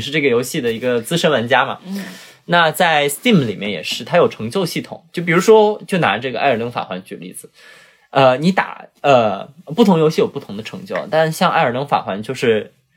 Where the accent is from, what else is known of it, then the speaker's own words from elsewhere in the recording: Zhuhai, Guangdong, China; 我们珠海那里